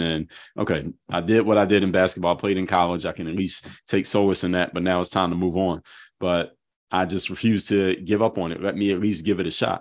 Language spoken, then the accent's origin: English; Philadelphia, Pennsylvania, United States; I'm from Philadelphia